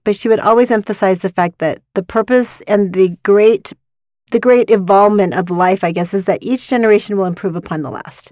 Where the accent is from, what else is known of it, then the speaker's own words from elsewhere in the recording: Utah, United States; I grew up in Utah County